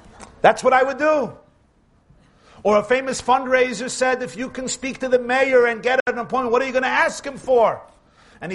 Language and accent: English; New York City, New York, United States; born or raised there